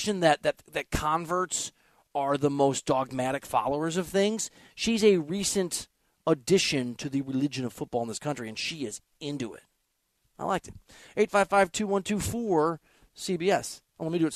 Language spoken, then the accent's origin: English; Midwest, United States; moved away; also born or lived in New York; I'm from the Midwest